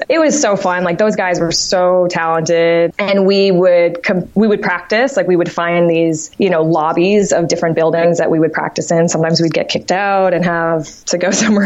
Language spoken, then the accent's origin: English; Martha's Vineyard, Massachusetts, United States; moved away; also born or lived in Amherst, Massachusetts; I'm originally from Martha's Vineyard, Massachusetts, small island